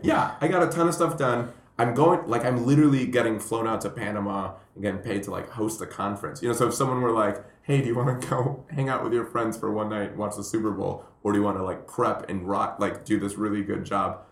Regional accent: Puerto Rico; moved away; also born or lived in Colombia; I'm Colombian. I grew up in Puerto Rico

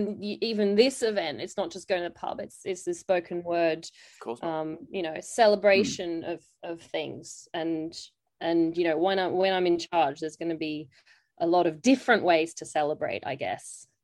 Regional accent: Australia; now in United Kingdom; You might be able to tell from my accent, I'm actually, like, grew up in Australia.

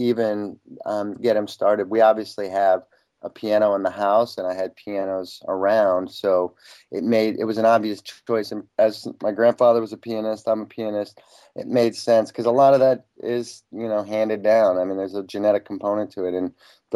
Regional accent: Iowa City, Iowa, United States; when I was a kid growing up in Iowa City

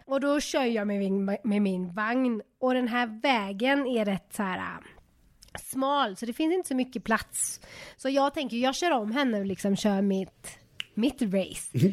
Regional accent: Sweden; moved away as an adult; also born or lived in Los Angeles, United States; now in Mexico

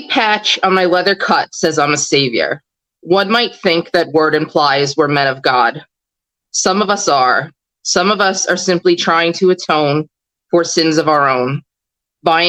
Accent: Long Island, New York, United States; moved away as an adult; now in North Carolina, United States; I'm from New York, Long Island specifically

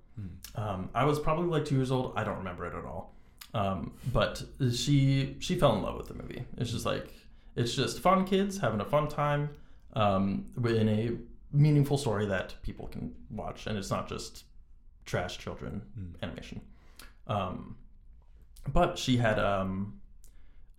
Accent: United States; also born or lived in Virginia / Ohio; at 10 years old, I also moved from Virginia to Ohio. I'm American

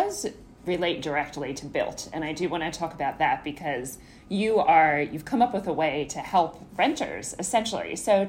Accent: New York City, New York, United States; And I am also a New Yorker

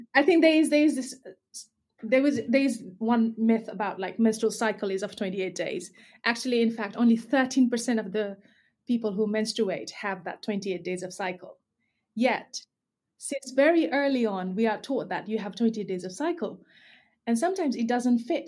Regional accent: Nepal; now in United Kingdom; I grew up in Nepal, so lots of taboo and stigma around periods

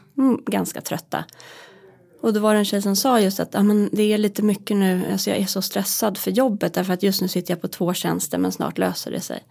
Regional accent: Hälsingland, Gävleborg County, Sweden; also born or lived in Roslagen; now in Stockholm, Sweden; jag är uppvuxen i Hälsingland

